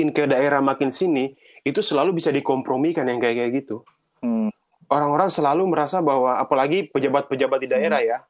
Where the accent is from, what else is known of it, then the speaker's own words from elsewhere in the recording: Southeast Sulawesi, Indonesia; kampung saya di Sulawesi Sulawesi Tenggara saya harus pulang